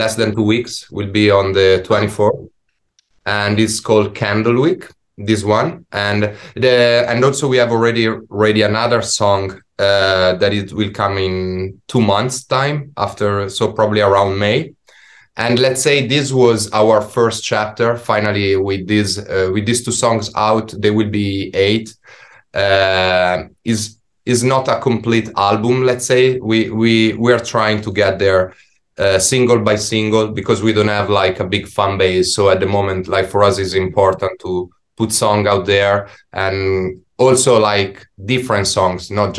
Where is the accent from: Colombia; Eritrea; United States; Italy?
Italy; English is a second language; now in London, United Kingdom; we come from Italy